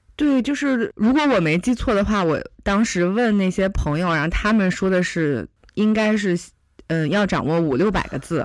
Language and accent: Chinese; Haidian, Beijing, China; 咱俩都是海淀长大的